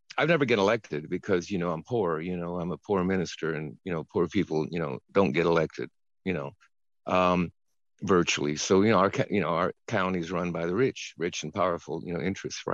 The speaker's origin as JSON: {"language": "English", "town": "San Anselmo", "region": "California", "country": "United States", "tie": "born or raised there", "said": "a bear showed up in my hometown, San Anselmo, in a tree."}